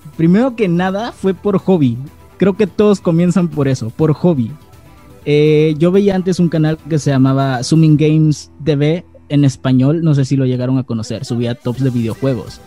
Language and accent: Spanish; Acapulco, Guerrero, Mexico; soy de Acapulco Guerrero, soy de México